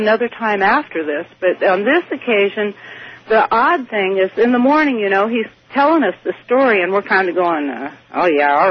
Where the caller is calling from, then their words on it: California, United States; I'm calling from Northern California.